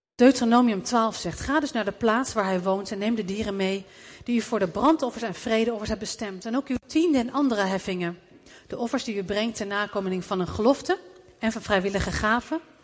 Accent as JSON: {"language": "Dutch", "country": "Netherlands"}